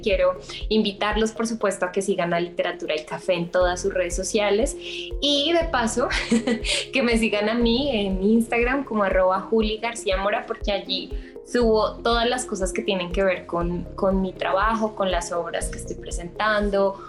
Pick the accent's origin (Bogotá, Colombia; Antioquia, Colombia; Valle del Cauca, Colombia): Bogotá, Colombia; moved away as an adult; now in Mexico City, Mexico; yo soy colombiana, nací en Bogotá, eh, pero vivo hace más o menos un año y medio en Ciudad de México